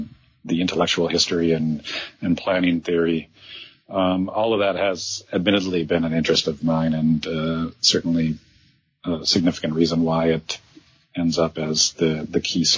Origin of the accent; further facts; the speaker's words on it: Green Bay, Wisconsin, United States; moved away as an adult; So my background, I am a Midwesterner by birth. I actually grew up in Wisconsin, Green Bay, Wisconsin, to be exact. And after college, I wanted to work in the film industry, and I actually moved to New York because of that.